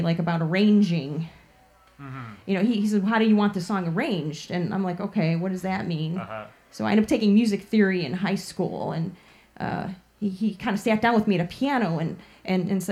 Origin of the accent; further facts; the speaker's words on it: Chicago, Illinois, United States; around Portage Park area where I grew up in Chicago